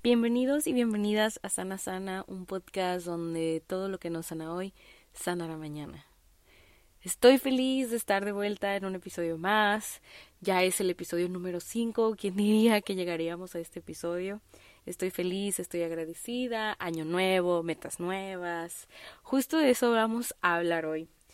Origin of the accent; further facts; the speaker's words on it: Guadalajara, Jalisco, Mexico; yo soy de Guadalajara, Jalisco